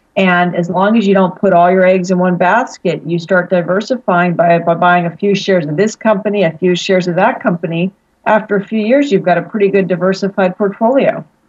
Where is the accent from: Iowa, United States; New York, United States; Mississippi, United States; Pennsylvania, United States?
Pennsylvania, United States; Pittsburgh; also born or lived in Philadelphia, Pennsylvania; now in San Diego, United States; I'm from Pittsburgh, Pennsylvania, originally